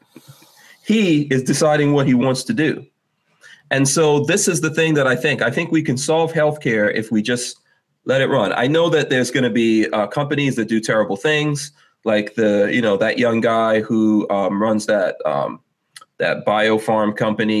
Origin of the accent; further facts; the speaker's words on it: New York City, New York, United States; moved away as an adult; I came to America in 1983 and grew up in New York City, and we lived there until something like 1998 or 99.